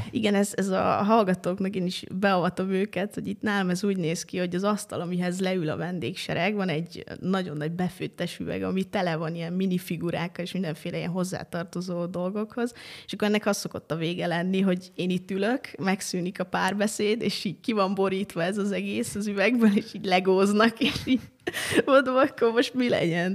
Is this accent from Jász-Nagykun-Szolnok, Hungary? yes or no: yes; Jászivány, Jász-Nagykun-Szolnok, Hungary; moved away as an adult; now in Budapest, Hungary; ott egészen pontosan Jászivány a kisfalu, ahol felnőttem